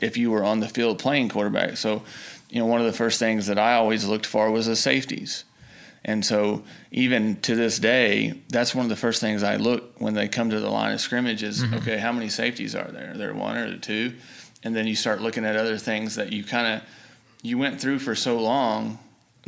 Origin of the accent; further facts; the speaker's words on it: Tuttle, Oklahoma, United States; growing up in Oklahoma